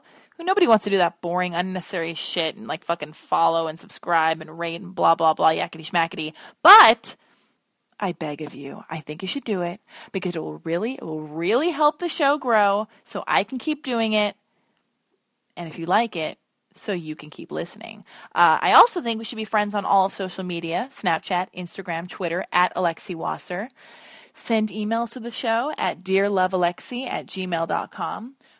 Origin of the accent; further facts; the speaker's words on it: Los Angeles, California, United States; We were both born and raised in Los Angeles, which is a rarity.